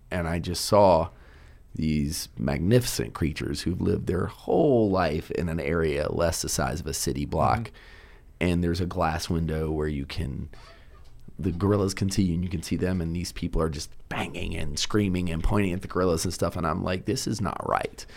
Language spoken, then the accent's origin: English; Richmond, Virginia, United States; also born or lived in Cape Fear, North Carolina; I'm from the East Coast